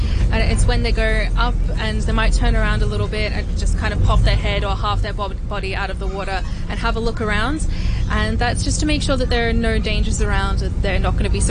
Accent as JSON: {"language": "English", "area": "Moreton Bay", "region": "Queensland", "country": "Australia", "tie": "born or raised there", "moved": "as an adult", "lives_now": "Hong Kong", "said": "I'm from Australia."}